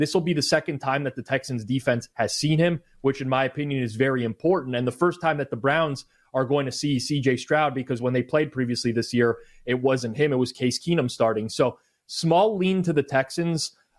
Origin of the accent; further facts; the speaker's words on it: Canada; also born or lived in Toronto; I know you mentioned I'm Canadian, but like, I live in Toronto. The southern point of Ontario is still very much like further south than a lot of those northern U.S. states. We don't get a ton of wind here.